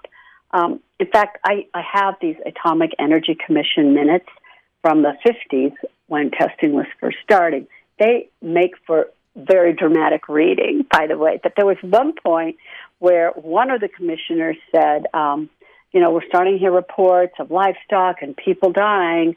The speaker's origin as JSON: {"language": "English", "town": "Salt Lake City", "region": "Utah", "country": "United States", "tie": "born or raised there", "said": "I grew up in Salt Lake on the rim of Parley's Canyon"}